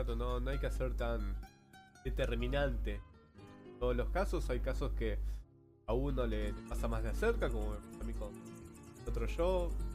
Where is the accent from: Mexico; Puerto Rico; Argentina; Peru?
Argentina; Porque somos inmigrantes italianos, eh, españoles, rusos. Acá Argentina es una mezcla cultural.